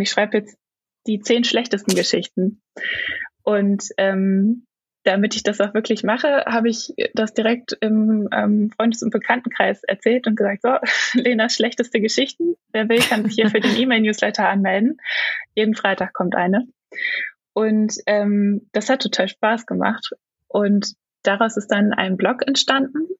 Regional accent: Braunschweig, Lower Saxony, Germany; also born or lived in Stuttgart; now in Leipzig, Germany; aufgewachsen bin ich in Braunschweig

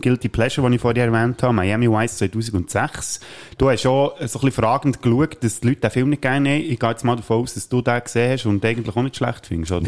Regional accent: Switzerland; bei uns in der Schweiz

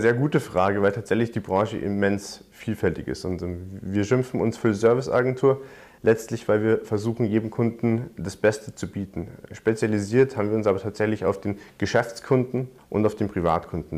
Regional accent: Munich, Bavaria, Germany; Ich komme gebürtig aus München, bin dort aufgewachsen

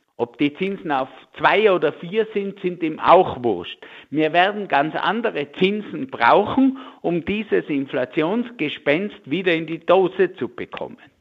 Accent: Tyrol, Austria; bei uns in Tirol

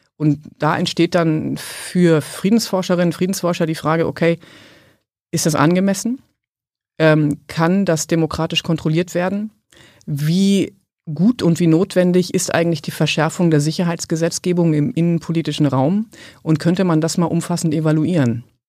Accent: Germany; ich komme aus Westdeutschland

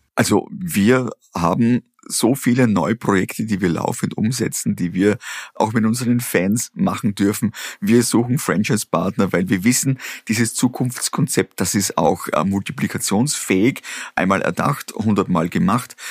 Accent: Austria; Ich bin in der Region aufgewachsen, auf einem kleinen Bauernhof

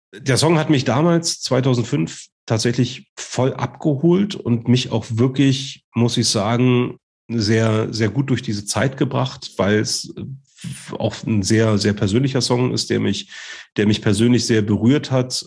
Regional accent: Germany; accent: Berlin-Brandenburg dialect; echter Berliner Funzkerl oder, oder vielleicht auch Brandenburger, das weiß man bei unserem Dialekt immer nicht so richtig, ob der jetzt aus Berlin oder aus dem Umland kommt

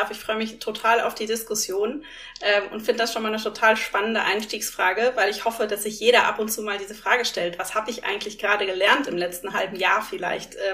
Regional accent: North Rhine-Westphalia, Germany; Ich komme aus dem Ruhrgebiet

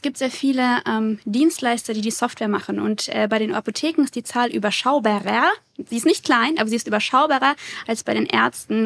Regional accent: Würzburg, Bavaria, Germany; Ich komme aus Würzburg, habe dort studiert und promoviert

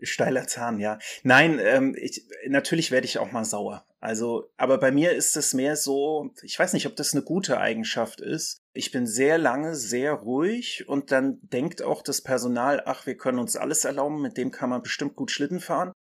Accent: Mainz, Rhineland-Palatinate, Germany; das schöne Mainz ist meine Heimat und meine Lieblingsstadt.

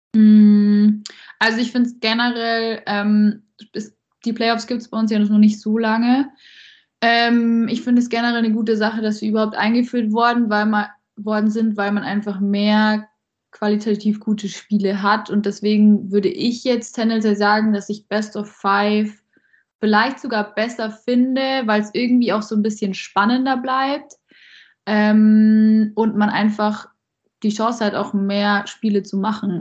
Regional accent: Landshut, Bavaria, Germany; also born or lived in Ingolstadt; mit der bin ich zusammen in Landshut schon aufgewachsen

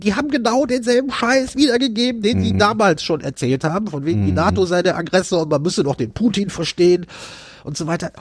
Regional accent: Germany; wir als Deutsche

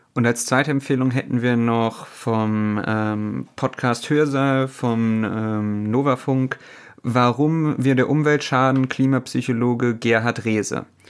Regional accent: Germany; bei uns in Deutschland

